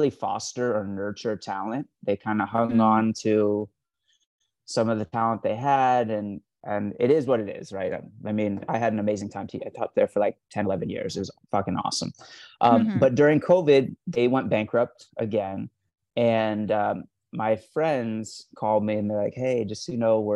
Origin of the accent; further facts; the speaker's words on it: Los Angeles, California, United States; I'm from LA, yeah. I was born here